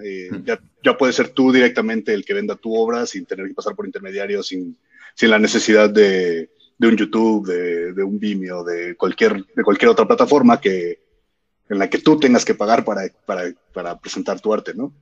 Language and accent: Spanish; Mexico; soy mexicano